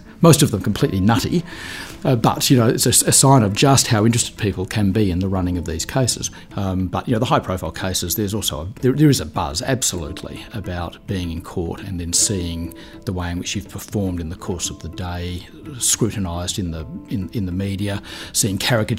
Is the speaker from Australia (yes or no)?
yes; Adelaide, South Australia, Australia; moved away as an adult; now in Melbourne, Australia; I did a law degree in Adelaide, which was my hometown, and then I moved to Melbourne